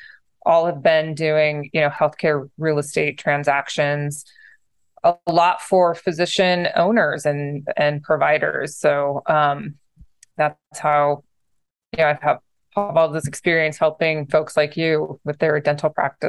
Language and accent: English; San Diego, California, United States; also born or lived in upstate New York; So, dad was in the Navy in my younger years, and I grew up in San Diego, and then we moved to upstate New York when he got out of the Navy.